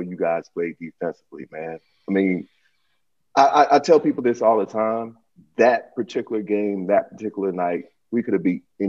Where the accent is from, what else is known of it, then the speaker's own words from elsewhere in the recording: Huntsville, Alabama, United States; I was born and raised in Huntsville.